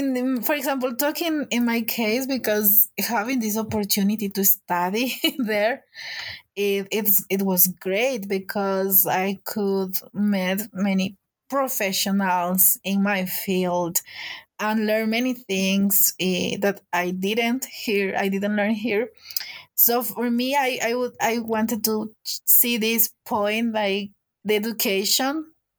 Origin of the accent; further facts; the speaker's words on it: Hungary; now in Ecuador; And actually, since I came from Hungary, I've seen these relationships between the Hungarian embassy and Ecuadorian here that are closer now.